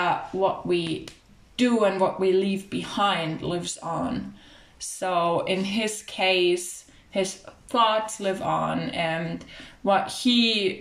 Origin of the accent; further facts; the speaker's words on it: Germany; growing up in Germany, which is really like a multicultural society